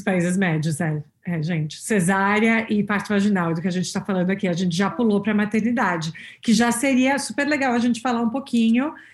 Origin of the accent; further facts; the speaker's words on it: São Paulo, Brazil; moved away as an adult; now in Boston, United States; crescendo em São Paulo